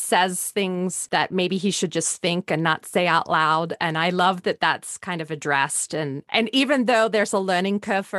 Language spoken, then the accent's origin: English; Australia; moved away; growing up in Australia